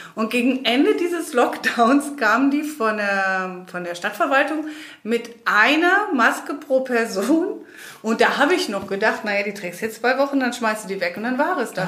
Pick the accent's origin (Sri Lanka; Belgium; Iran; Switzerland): Belgium; also born or lived in Germany; now in Spain; ich bin in Belgien aufgewachsen und bin dann irgendwann nach Deutschland gegangen